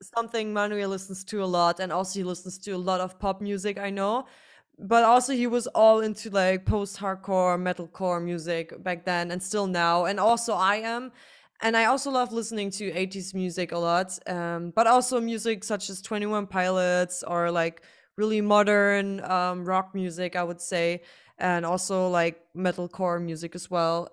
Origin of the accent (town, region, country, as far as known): Germany; first language German; English is a second language